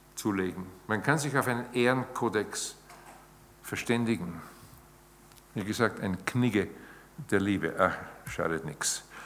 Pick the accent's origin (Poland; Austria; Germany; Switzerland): Austria; bei uns in Österreich